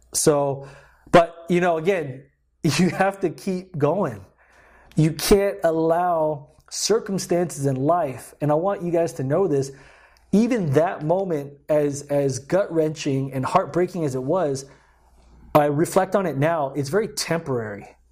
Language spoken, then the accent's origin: English; Guam; moved away as an adult; I was born and raised in Guam for about twenty years of my life